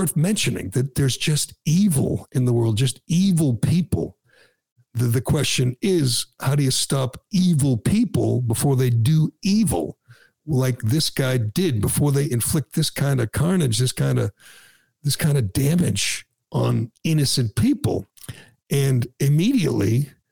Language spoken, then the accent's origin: English; Massachusetts, United States; I was born and raised in Massachusetts